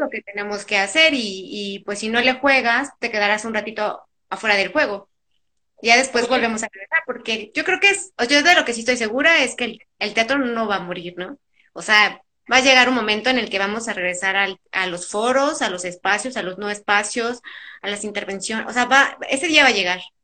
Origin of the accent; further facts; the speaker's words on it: Tlalnepantla, State of Mexico, Mexico; also born or lived in Monterrey; yo nací por trabajo de mi papá en Monterrey, pero desde muy chiquita nos venimos aquí a, pues a la ciudad. Pero en realidad yo crecí en el Estado de México, en Tlalnepantla